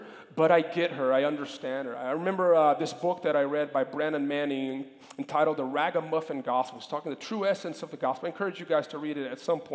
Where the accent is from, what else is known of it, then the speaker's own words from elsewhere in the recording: Brazil; moved away; When I was a kid, growing up in Brazil